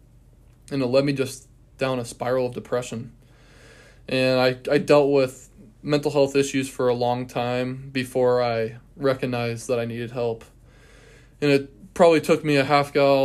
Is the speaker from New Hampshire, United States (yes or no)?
no; West Linn, Oregon, United States; moved away as an adult; now in Cheney, United States; I'm from Portland, Oregon, originally, a little bit outside Portland